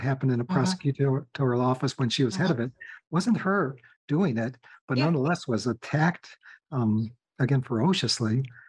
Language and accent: English; Minnesota, United States; I'm from Minnesota